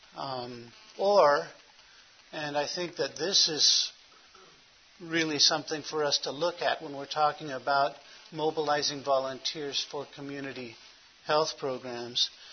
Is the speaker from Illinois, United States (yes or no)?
no; Los Angeles, California, United States; now in Phoenix, United States; I was born in Hollywood, California.